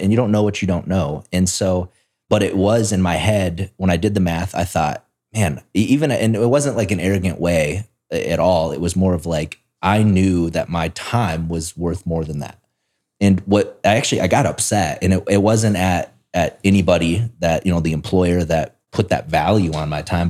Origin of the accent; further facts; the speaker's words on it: South Dakota, United States; moved away; I grew up in South Dakota, which is a state